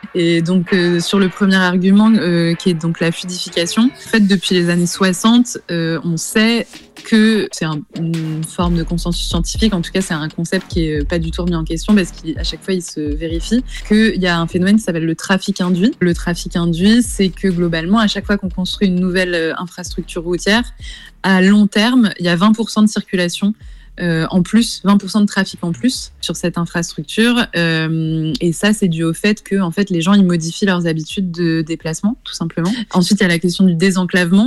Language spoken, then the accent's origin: French; Rouen, Normandy, France; je suis de Rouen